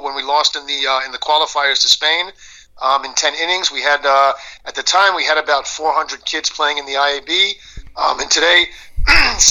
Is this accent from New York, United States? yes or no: yes; New York, United States; now in Israel; as a New Yorker